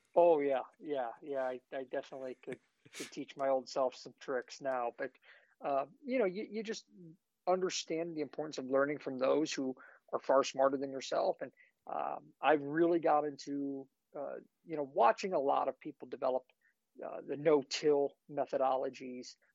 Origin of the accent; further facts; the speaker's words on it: Ohio, United States; I grew up in Ohio, manage our family property that's uh, just under 250 acres